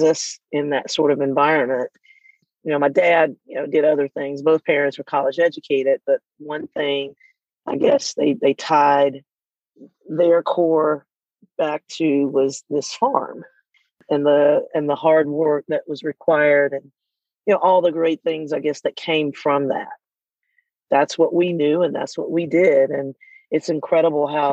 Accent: Irwinton, Georgia, United States; I grew up in a small town, a small farm, to put it exactly, just outside of Irwinton, Georgia.

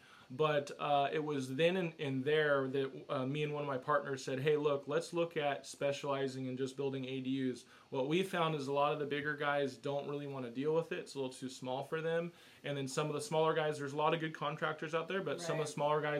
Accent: Huntington Beach, California, United States; I grew up in Huntington Beach, so from Orange County

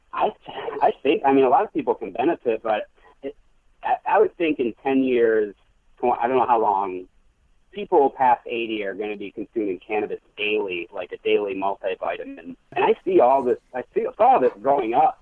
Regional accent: Michigan, United States; I grew up in Michigan, um, went to school in the Upper Peninsula

